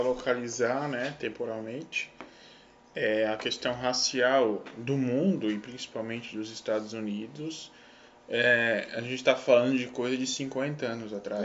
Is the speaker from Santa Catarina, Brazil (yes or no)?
yes; Santa Catarina, Brazil; a gente é de Santa Catarina